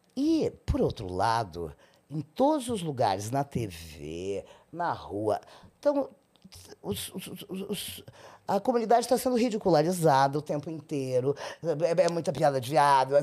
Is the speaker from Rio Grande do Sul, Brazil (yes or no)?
yes; Rio Grande, Rio Grande do Sul, Brazil; moved away; Eu, eu sou de Rio Grande, é no Rio Grande do Sul. É, a minha cidade fica no litoral, no extremo sul